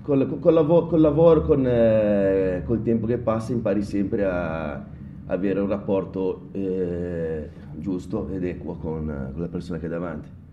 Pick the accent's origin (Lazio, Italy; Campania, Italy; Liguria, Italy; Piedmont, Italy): Liguria, Italy; Genoa; da buon genovese